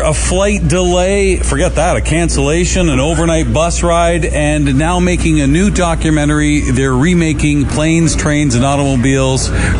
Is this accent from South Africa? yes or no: no; Canada